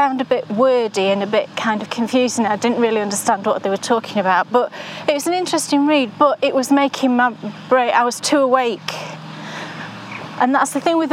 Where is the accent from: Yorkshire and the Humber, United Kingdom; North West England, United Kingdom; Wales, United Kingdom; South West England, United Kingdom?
Yorkshire and the Humber, United Kingdom; I'm a Yorkshire girl